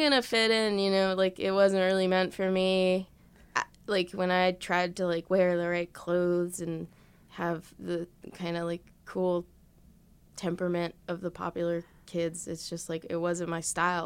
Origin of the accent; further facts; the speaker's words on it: Elizabeth, New Jersey, United States; I grew up in Elizabeth